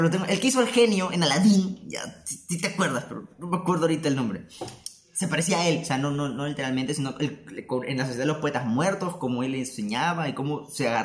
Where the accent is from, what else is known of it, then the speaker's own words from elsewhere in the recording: Peru; y yo, como buen peruano.